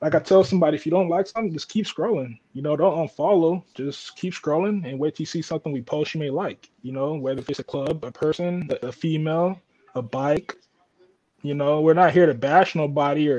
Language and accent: English; Oakland, California, United States; when I was growing up in Oakland